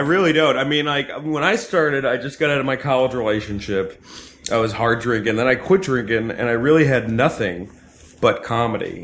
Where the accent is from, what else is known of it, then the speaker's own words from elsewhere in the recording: New Jersey, United States; I grew up in Jersey